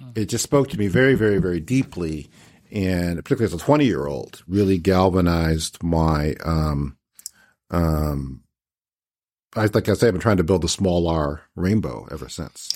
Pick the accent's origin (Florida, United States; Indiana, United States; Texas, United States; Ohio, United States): Ohio, United States; Cleveland Heights; I grew up in Cleveland Heights, Ohio